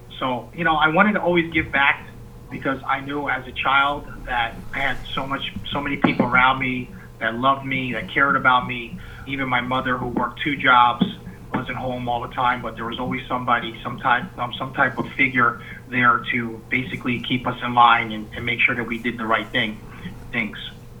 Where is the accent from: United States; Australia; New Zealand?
United States; Bethlehem, Pennsylvania; I was born and raised in the South side of Bethlehem. I attended Fountain Hill Elementary.